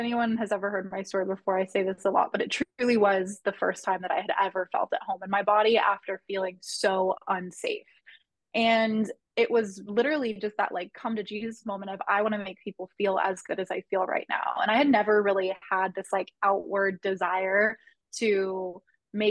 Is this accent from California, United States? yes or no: yes; Southern California, United States; where I grew up in Southern California